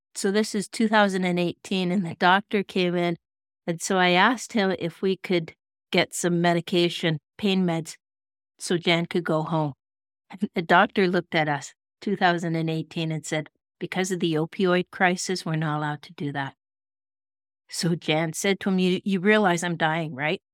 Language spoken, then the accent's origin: English; Kelowna, British Columbia, Canada; my hometown of Kelowna